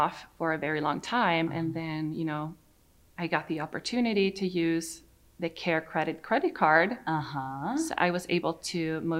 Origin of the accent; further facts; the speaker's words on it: Sweden; now in United States; I'm from Sweden